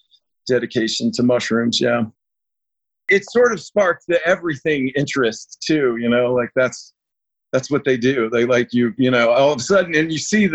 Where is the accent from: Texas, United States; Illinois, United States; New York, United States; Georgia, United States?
Georgia, United States; Atlanta; moved away as an adult; also born or lived in North Carolina; now in California, United States; I grew up in Atlanta, Georgia.